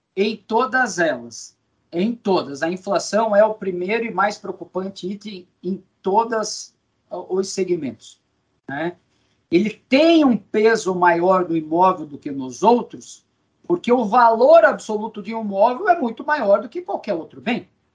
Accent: Brazil; enquanto brasileiro

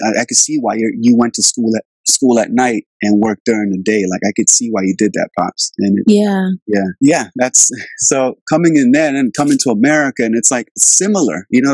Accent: Albania; now in Virginia, United States; I grew up in Albania in the 90s. That's where I'm from. I was born there.

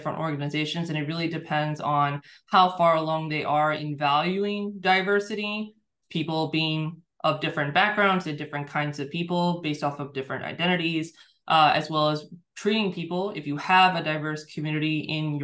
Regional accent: United States; being born and raised in a Muslim family in the United States

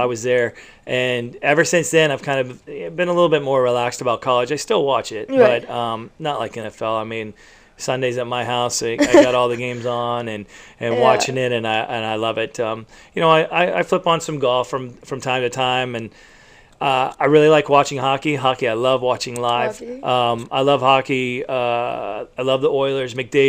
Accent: San Antonio, Texas, United States; moved away; I was born and raised in San Antonio, Texas.

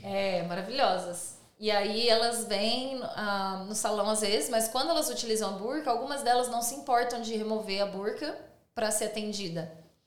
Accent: Brazil; now in Sydney, Australia; a gente é brasileiro

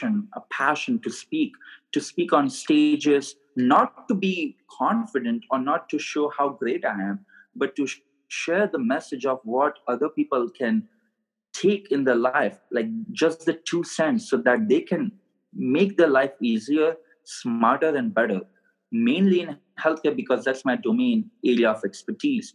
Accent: India; moved away as an adult; now in Scottsdale, United States; I was born and raised in India, so I have an accent

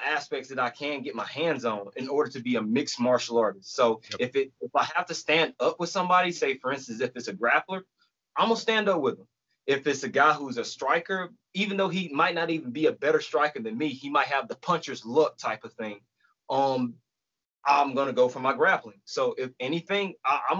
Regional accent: Camp Hill, Alabama, United States; also born or lived in Dayton, Alabama / Auburn, Alabama; I grew up in Camp Hill, Alabama, but I went to school in Dayton

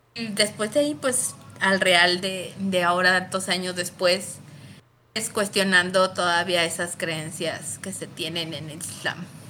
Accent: León, Guanajuato, Mexico; soy originaria de León, Guanajuato

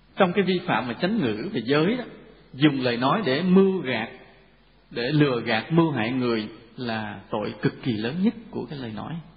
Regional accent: Vietnam

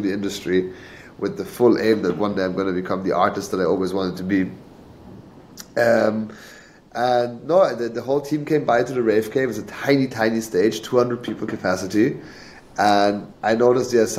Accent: England, United Kingdom; moved away; I grew up in England, so for 10 years I was living in the UK.

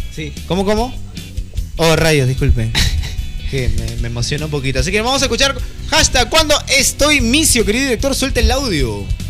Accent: Peru; nosotros como peruanos

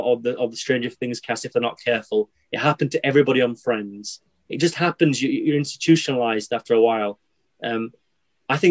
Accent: Yorkshire and the Humber, United Kingdom; I'm from Yorkshire

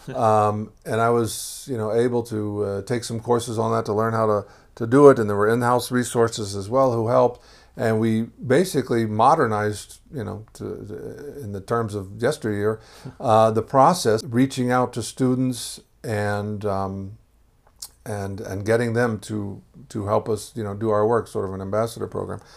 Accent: Houston, Texas, United States; moved away; also born or lived in Boston / Jerusalem; I grew up in Texas

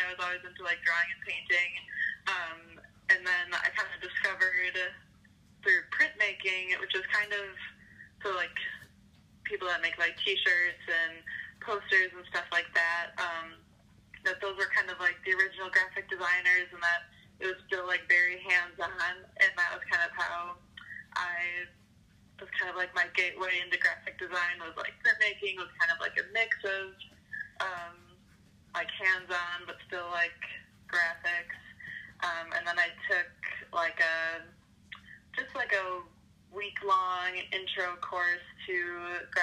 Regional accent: Milwaukee, Wisconsin, United States; I'm from Milwaukee, Wisconsin, grown up here my whole life

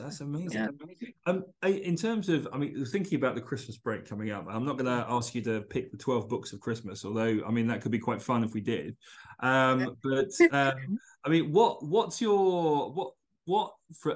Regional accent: London, United Kingdom; I remember as a boy, you know, I grew up in East London

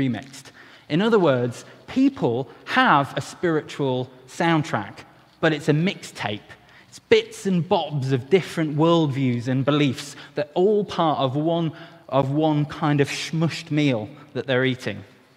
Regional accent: Wales, United Kingdom; as a Welshman

